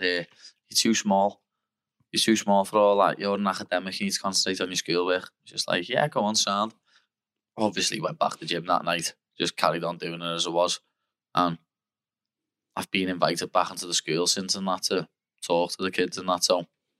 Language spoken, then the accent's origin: English; Liverpool area, North West England, United Kingdom; I grew up in Ayton, lad. Greystone by Village Lane and that. No, not typically bad area or nothing.